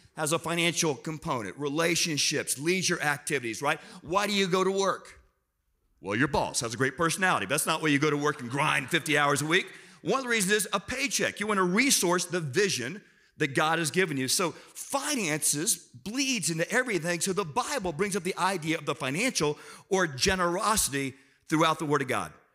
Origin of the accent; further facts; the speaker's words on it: South Florida, United States; I'm from South Florida